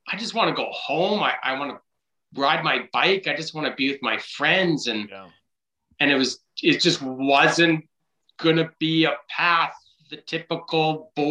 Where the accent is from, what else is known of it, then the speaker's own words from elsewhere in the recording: Vancouver, British Columbia, Canada; I grew up in Vancouver, playing kick the can, riding my bike everywhere